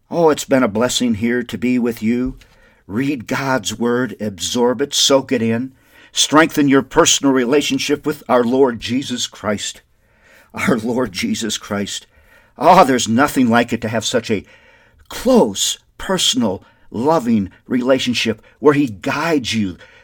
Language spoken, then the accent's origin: English; Windom, Minnesota, United States; now in Albuquerque, United States; Wyndham, Minnesota is my hometown, which I love dearly